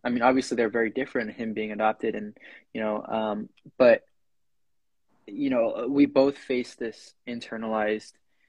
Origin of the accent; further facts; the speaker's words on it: Concord, Massachusetts, United States; I'm from this town called Concord in Massachusetts. It's at least when I was coming up, growing up here, you know, it was a very non-diverse, very rich, very colonial place.